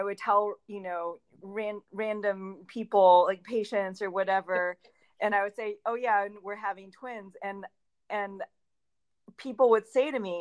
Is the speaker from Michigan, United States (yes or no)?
yes; Michigan, United States; now in Portland, United States; I'm not from a hunting family, even though I grew up in Michigan